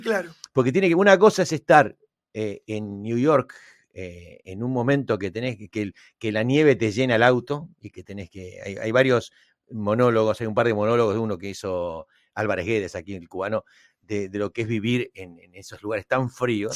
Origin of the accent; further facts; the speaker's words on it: Argentina; yo me pongo como argentino